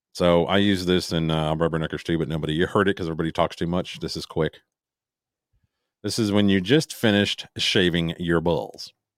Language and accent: English; Chicago, Illinois, United States; I'm from the Chicago area